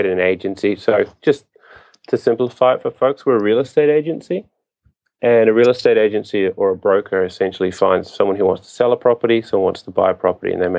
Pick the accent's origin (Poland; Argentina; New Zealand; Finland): New Zealand; moved away as an adult; now in Japan; I am from New Zealand.